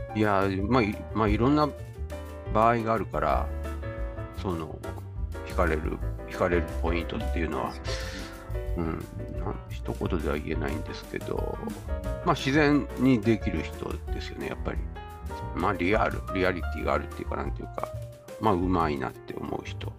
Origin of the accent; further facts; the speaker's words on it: Tokyo, Japan; 僕は東京生まれ育ち